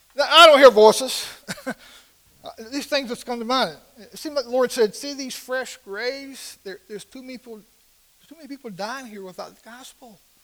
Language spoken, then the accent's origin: English; Portsmouth, Virginia, United States; I grew up in Portsmouth, Virginia, not too far from here.